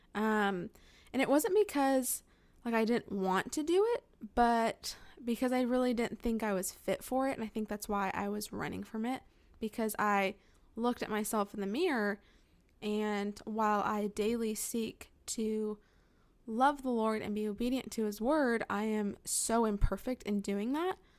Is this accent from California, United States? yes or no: yes; California, United States; moved away as an adult; now in Northern Alabama, United States; My husband and I were both born and raised in California